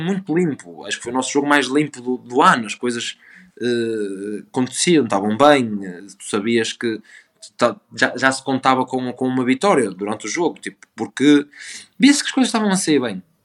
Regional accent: Vila do Conde, Porto District, Portugal; o Rio Ave me marcou muito e é o clube da minha terra

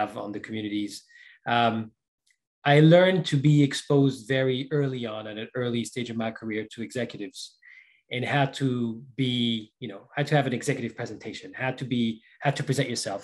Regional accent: Paris, Île-de-France, France; moved away as an adult; also born or lived in Brazil / Florida; now in Seattle, United States; I was born in Paris, France. So that's where I spent most of my life

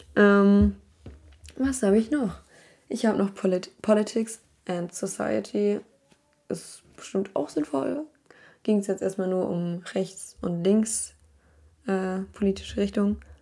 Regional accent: Berlin, Germany; now in Ireland; Bin ich halt aus Berlin gewohnt.

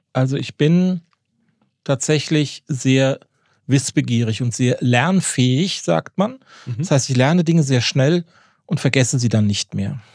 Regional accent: Darmstadt, Hesse, Germany; moved away as an adult; also born or lived in Jork, Lower Saxony; now in Northern Germany; Ich bin gebürtig aus Darmstadt, mhm. also aus dem Rhein-Main-Gebiet

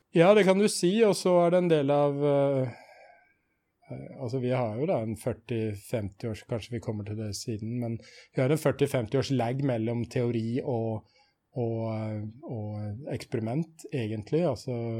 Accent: Sarpsborg, Østfold, Norway; also born or lived in Trondheim; født i Trondheim, men oppvokst i Sarpsborg, mm. og bor i Sarpsborg nå

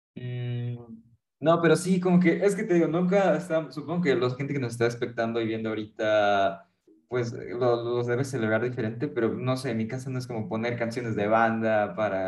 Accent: Mexico; nos una como mexicanos

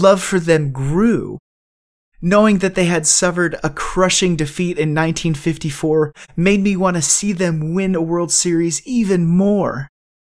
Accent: Cleveland, Ohio, United States; moved away; I'm originally from Cleveland, and so I've grown to be a rather die-hard Cleveland

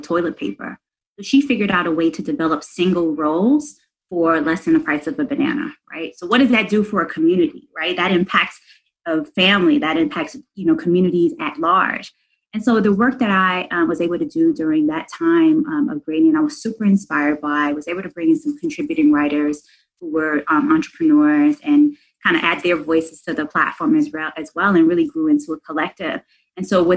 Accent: New York City, New York, United States; I'm from New York City

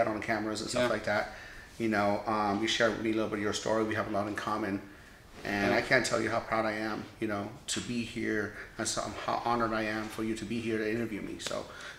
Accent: Iran; now in United States; I'm a Persian American. You know, I was born in Iran.

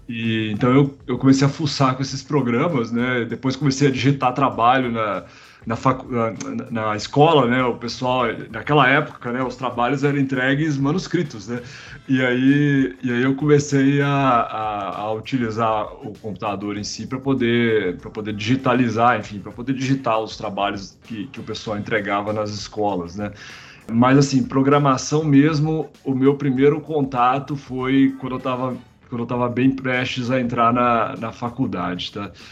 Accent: Caratinga, Minas Gerais, Brazil; moved away; also born or lived in Juiz de Fora / Belo Horizonte / Campinas; eu sou mineiro, né, na verdade, de Juiz de Fora. Né? Eu, eu nasci em Juiz de Fora e morei muitos anos no interior de Minas, né, numa cidadezinha chamada Caratinga

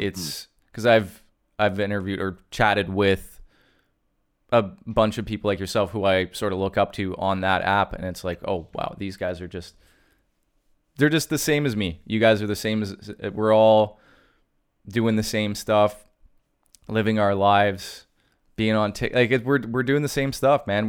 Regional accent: Canada; being Canadian

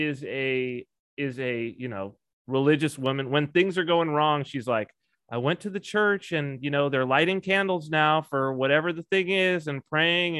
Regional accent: San Bernardino, California, United States; moved away; also born or lived in Washington, D.C. / Las Vegas; I was raised in Southern California in San Bernardino

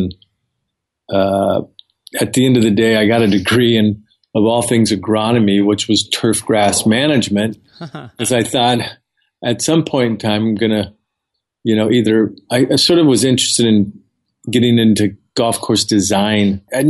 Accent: California, United States; I'm from Southern California. I grew up in a very modest household.

